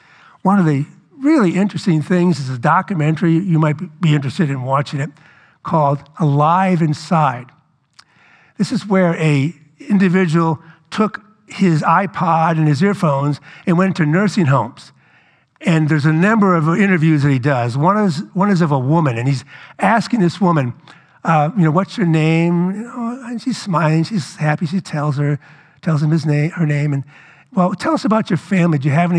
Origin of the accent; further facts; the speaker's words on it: New Orleans, Louisiana, United States; I grew up in New Orleans.